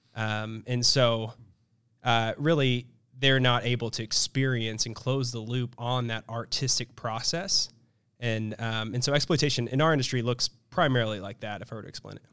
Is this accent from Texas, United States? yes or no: no; Kansas City, Missouri, United States; I grew up in Kansas City, Missouri